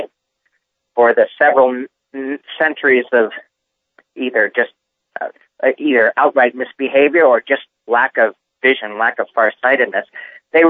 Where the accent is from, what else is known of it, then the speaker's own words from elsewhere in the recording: Reading, Massachusetts, United States; I grew up in Reading, Massachusetts